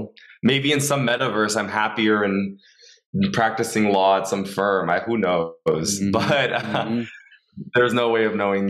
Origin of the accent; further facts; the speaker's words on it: West Covina, California, United States; also born or lived in Los Angeles; I was born here in Los Angeles. I was born in Boyle Heights, and then I moved around a lot, but I ended up in West Covina, and then I went to USC for college.